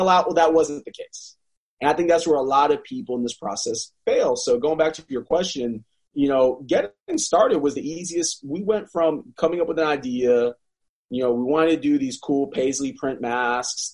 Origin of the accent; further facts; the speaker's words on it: South Florida, United States; now in North Carolina, United States; I'm from South Florida